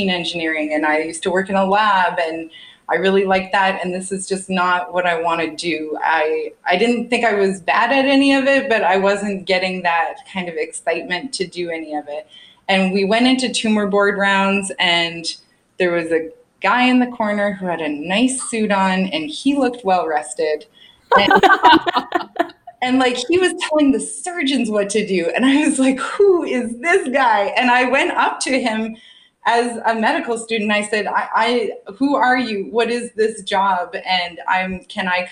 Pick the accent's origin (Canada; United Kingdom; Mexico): Canada; Saskatoon, Saskatchewan; moved away as an adult; also born or lived in Dublin, Ireland; I'm from Saskatoon